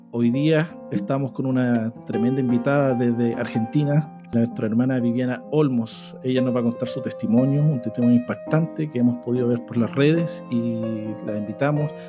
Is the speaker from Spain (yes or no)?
no; Chile; Hermano, nosotros somos de Chile